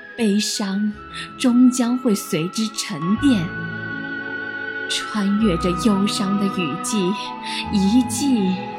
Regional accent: Jiangnan, China; 来自我们江南

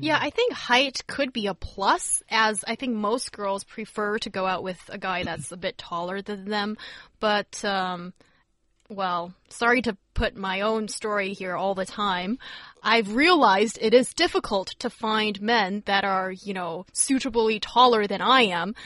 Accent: Beijing, China; as a northerner and growing growing up in Beijing

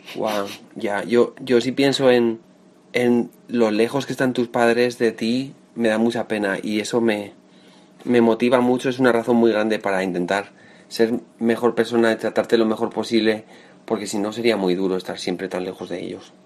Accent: Navarre, Spain; moved away as an adult; now in Madrid, Spain; nací en un pueblo de Navarra, al norte de España, llevo 7 años viviendo en Madrid

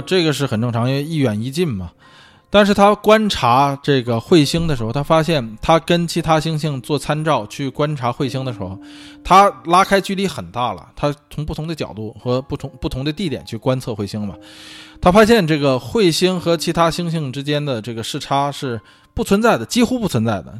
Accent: northern China, China; 作为北方人来说，啊，我，这个小时候是打过血字，血仗的

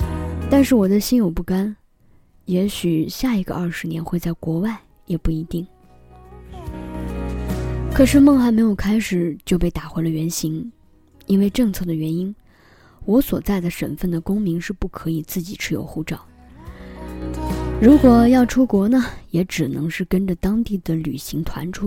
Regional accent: China; moved away as an adult; 我出生在一个比较偏远的城市，偏远到刚从那里换到另一个城市的时候，很多人都不知道中国居然还有这么一个地方，

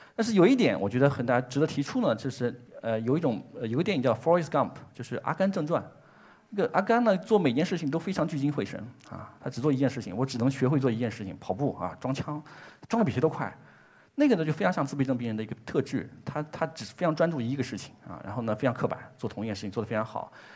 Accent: China; 这是我们中国自己的工作，也很自豪

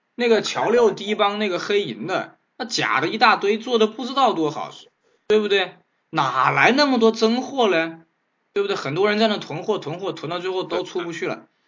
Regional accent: China; 我们中国人的这个投保意识非常差

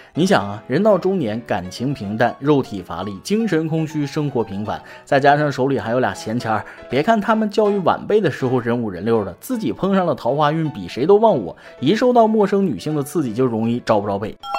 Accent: China; 我们中国人

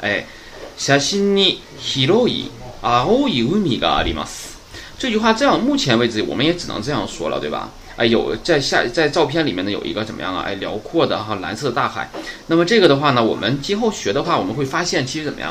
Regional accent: China; 我们中国人说话也是

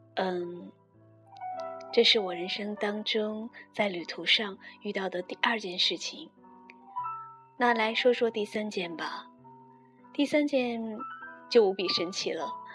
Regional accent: northern China, China; 我是北方人

